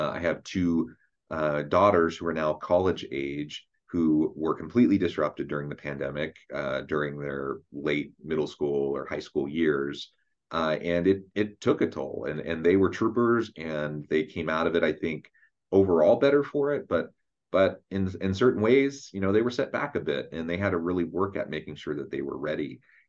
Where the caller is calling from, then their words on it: Utah, United States; I'm joining us from south of Salt Lake City in Utah.